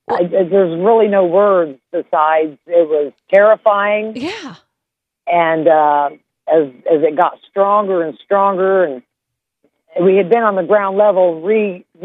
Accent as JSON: {"language": "English", "region": "Louisiana", "country": "United States", "said": "I've caught tail ends, the outer bands of hurricanes before I come here from Louisiana."}